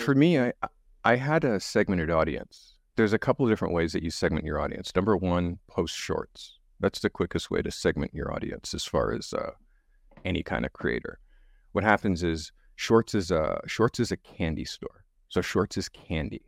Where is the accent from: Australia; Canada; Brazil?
Canada; I'm the white black guy 'cause I'm Canadian, and in, in Canada, a, in the education system, you're stripped from your culture. So, I grew up stripped from my culture